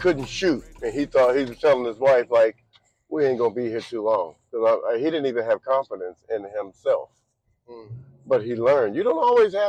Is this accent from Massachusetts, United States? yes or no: yes; Boston, Massachusetts, United States; I was born in Boston.